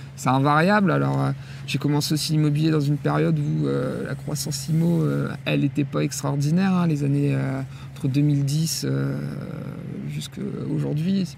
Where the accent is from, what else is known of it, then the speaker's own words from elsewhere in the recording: northern France, France; also born or lived in Le Havre; je suis originaire du nord de la France. je suis un produit, un produit local du nord